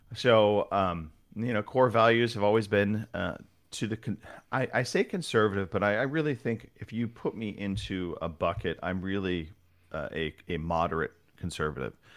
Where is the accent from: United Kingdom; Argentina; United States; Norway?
United States; Southern California; now in Northern California, United States; I was born in Southern California, kind of, as I've gotten older, made my way north